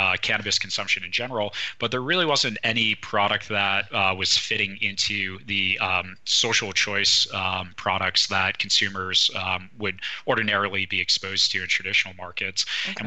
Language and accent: English; East Coast, United States; moved away; I'm originally from the East Coast, where cannabis really isn't that big of a trend